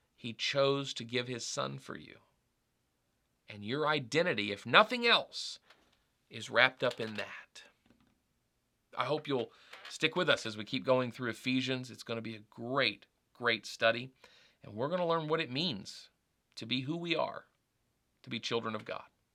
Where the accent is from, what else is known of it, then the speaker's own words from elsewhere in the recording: United States; I identify, uh, as an American